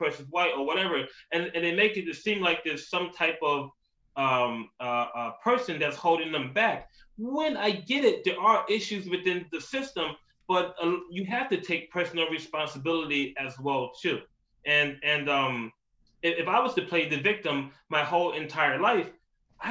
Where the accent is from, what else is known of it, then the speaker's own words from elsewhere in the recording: New York City, New York, United States; moved away; also born or lived in Philadelphia, Pennsylvania / Atlanta, Georgia; I'm from Queens, New York, been to school in Philly, lived in Atlanta, Georgia, been all around.